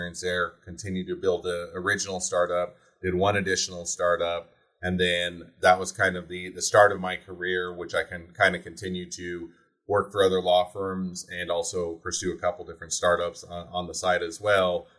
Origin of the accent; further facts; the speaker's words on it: Utah, United States; moved away as an adult; also born or lived in Cleveland, Ohio; where all my family was and where I was raised in Utah